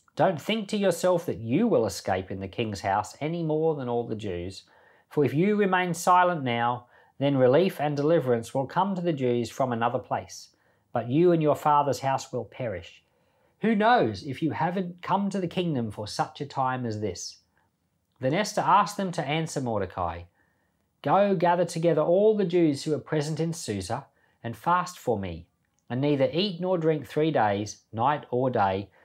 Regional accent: Australia; also born or lived in Papua New Guinea; I was born in Australia, grew up in Papua New Guinea and Australia

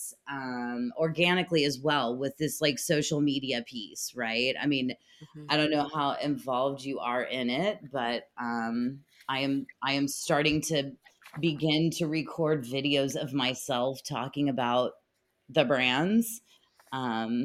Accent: United States; moved away; also born or lived in Barcelona; I am an American

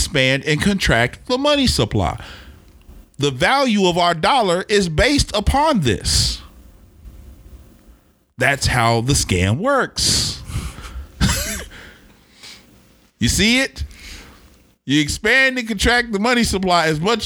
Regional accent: Oklahoma City, Oklahoma, United States; When a kid growing up in Oklahoma City used to go downtown on New Year's Eve

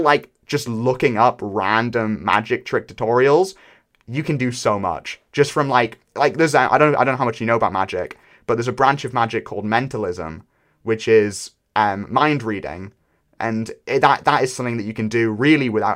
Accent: United Kingdom; I am British

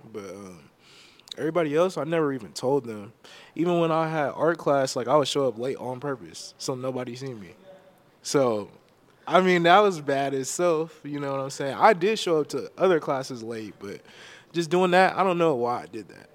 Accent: Elk Grove, California, United States; also born or lived in San Francisco Bay Area; I'm from Elk Grove, California. Born and raised

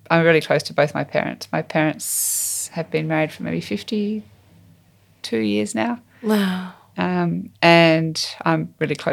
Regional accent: Walcha, New South Wales, Australia; also born or lived in Sydney; I was born in Sydney, but my parents were living on a farm at Walcha, which is in um, the New England in New South Wales.

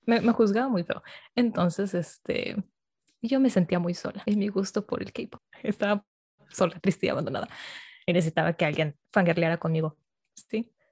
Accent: Monterrey, Nuevo León, Mexico; moved away as an adult; now in Mexico City, Mexico; soy de Monterrey

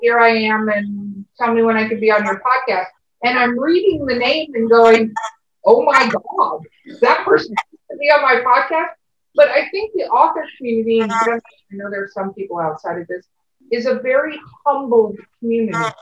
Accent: Los Angeles, California, United States; I grew up in Hollywood, California, but my family is from Minnesota

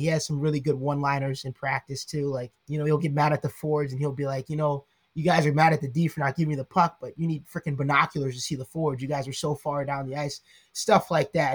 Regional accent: Atlanta, Georgia, United States; moved away as an adult; also born or lived in Coral Springs, Florida / Texas; now in Rhode Island, United States; moved to Texas and then to Georgia when I was five. So I've been in Georgia ever since I can really remember

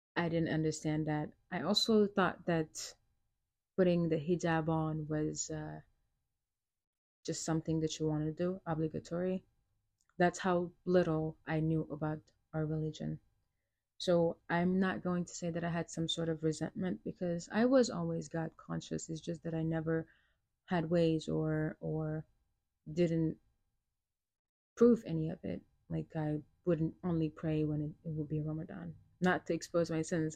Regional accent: Senegal; moved away; also born or lived in New York, United States; I was born in New York and I was raised in uh, West Africa, Senegal. I was there for nearly 16 years

